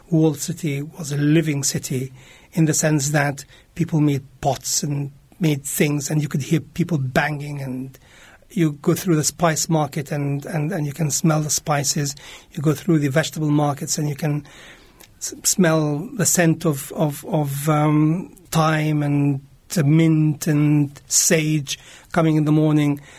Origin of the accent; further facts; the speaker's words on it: Jerusalem, Palestine; English is a second language; I was born in Jerusalem, East Jerusalem. I was uh, brought up there. I went to school there. My first school was a German school in Jerusalem